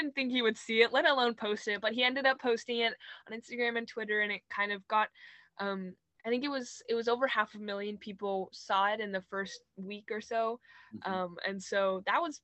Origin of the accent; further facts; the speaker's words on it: Los Angeles, California, United States; moved away; LA, which is my hometown